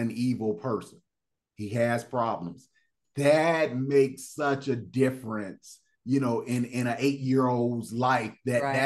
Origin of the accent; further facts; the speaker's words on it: Fort Lauderdale, Florida, United States; growing up in Fort Lauderdale, Florida